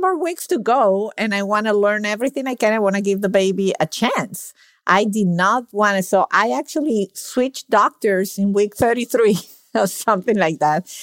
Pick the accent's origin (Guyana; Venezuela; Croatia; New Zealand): Venezuela; now in Miami, United States; I'm from Venezuela